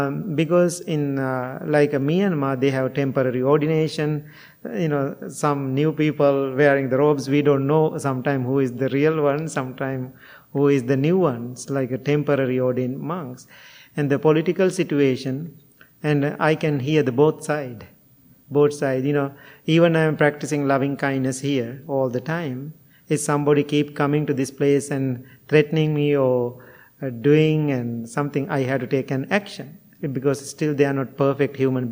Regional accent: Kandy, Central Province, Sri Lanka; moved away; in my area where I was born in Kandy

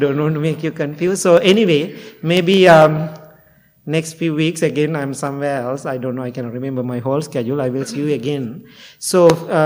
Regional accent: Sri Lanka; English is a second language; now in United States; when I go to Sri Lanka, I am perfect Sri Lankan Buddhist monk

